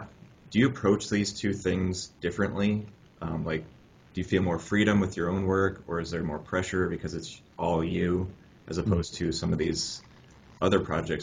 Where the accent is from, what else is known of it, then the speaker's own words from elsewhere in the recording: Ohio, United States; I'm from Ohio